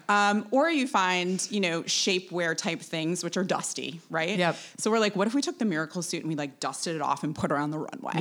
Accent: Wisconsin, United States; moved away as an adult; also born or lived in New York; now in Daniel Island, United States; I'm originally from Wisconsin

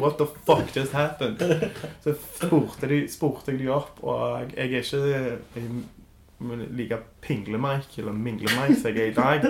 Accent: Stavanger, Rogaland, Norway; Jeg vokste opp på Kjensvoll

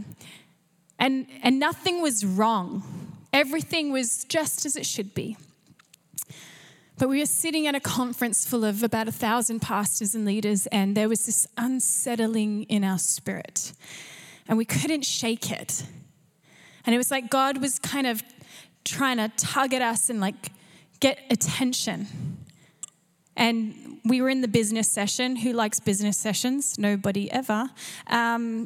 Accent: Canberra, Australian Capital Territory, Australia; moved away as an adult; also born or lived in Gold Coast, Australia; now in North Vancouver, Canada; I grew up in Canberra, which is public servant, so working for the government.

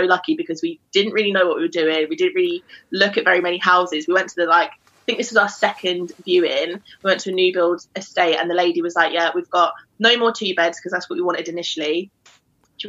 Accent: London, United Kingdom; moved away as an adult; now in Newcastle, United Kingdom; I am from London, but I'm living in Newcastle at the moment

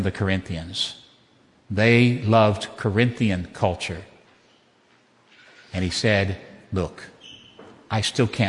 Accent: Southwest Virginia, United States; Southwest Virginia, that is Southern

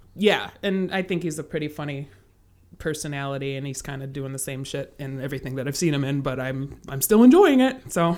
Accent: Kenosha, Wisconsin, United States; moved away as an adult; now in Chicago, United States; I'm from Kenosha, Wisconsin, which is, I live in Chicago now

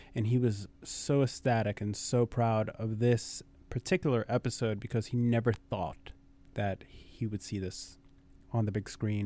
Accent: New York City, New York, United States; born and raised in Brooklyn

